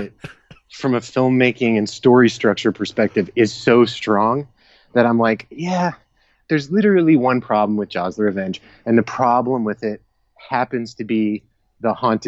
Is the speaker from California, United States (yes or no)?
no; Georgia, United States; I grew up in Georgia